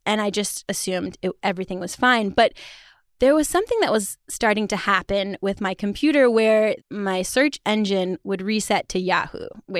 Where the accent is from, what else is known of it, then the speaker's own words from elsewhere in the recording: China; To give you some context, I grew up partially in China.